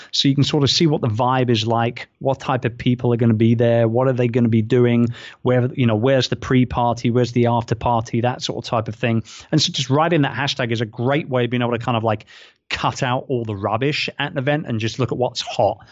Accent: London, United Kingdom; moved away as an adult; now in Philippines; my hometown

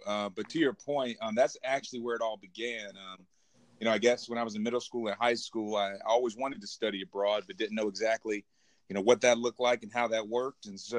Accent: Irmo, South Carolina, United States; moved away as an adult; also born or lived in Beijing, China; I am from the bustling metropolis of Irmo, South Carolina.

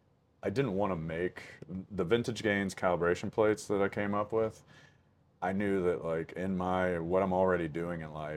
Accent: Pennsylvania, United States; even in my home state, mm-hmm. right here in Pennsylvania

